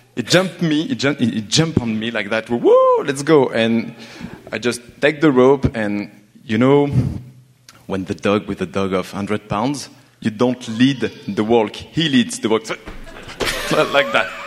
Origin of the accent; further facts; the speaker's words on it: France; English is a second language; moved away as an adult; now in Montreal, Canada; I'm from France. I'm here in Montreal since three years